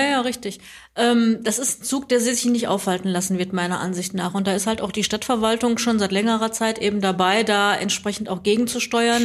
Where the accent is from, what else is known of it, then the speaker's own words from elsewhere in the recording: Recklinghausen, North Rhine-Westphalia, Germany; also born or lived in Bottrop; ich bin aus Recklinghausen gebürtig, musste nur mal zwischendurch ein paar Jahre wegziehen